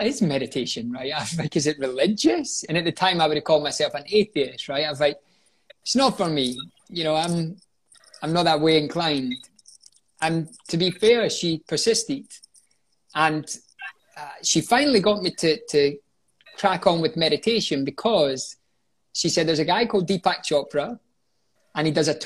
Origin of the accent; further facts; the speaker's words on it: Scotland, United Kingdom; moved away as an adult; also born or lived in London; returned home to Scotland